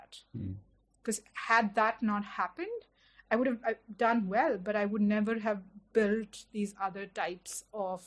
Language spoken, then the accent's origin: English; Delhi, India; I had lived in Delhi all my life, but I didn't know Delhi beyond a Connaught Place because I grew up in South Delhi